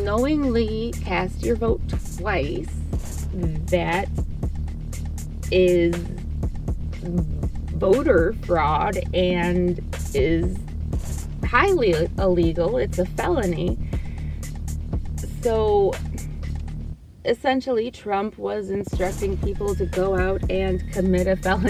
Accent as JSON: {"language": "English", "region": "Ohio", "country": "United States", "tie": "born or raised there", "said": "I grew up in Ohio and we had the Ohio Canal"}